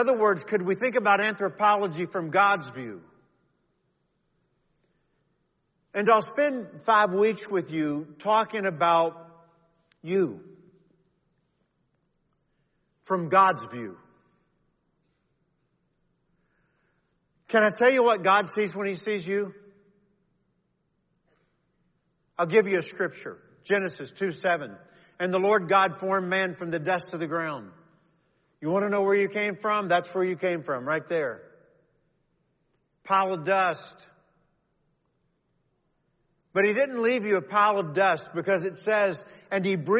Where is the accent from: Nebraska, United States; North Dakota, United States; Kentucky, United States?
Kentucky, United States; all those years growing up in Kentucky